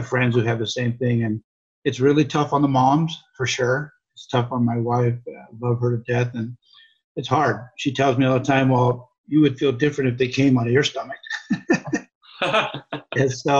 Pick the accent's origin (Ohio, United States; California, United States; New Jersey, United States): California, United States; Los Angeles; also born or lived in Hawaii; I was born in Hawaii and raised in Southern California in the South Bay area of Los Angeles